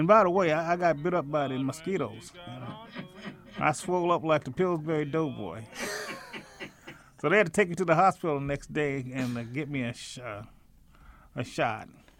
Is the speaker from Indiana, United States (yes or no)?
yes; Indianapolis, Indiana, United States; born there; Yes, I was. I went to Attucks.